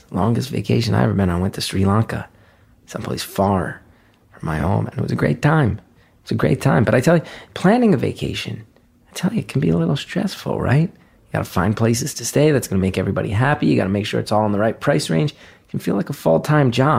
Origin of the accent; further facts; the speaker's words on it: New York, United States; I come from New York where everyone's in therapy